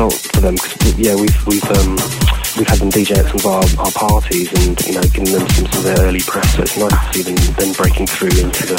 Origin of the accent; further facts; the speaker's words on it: London, United Kingdom; because we're from London, we're producing out of London, the UK.